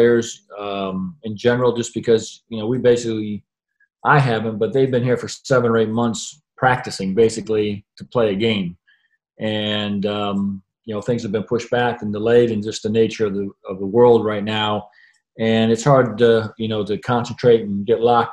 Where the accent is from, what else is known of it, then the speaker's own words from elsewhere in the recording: United States; moved away as an adult; now in Perth, Australia; as an American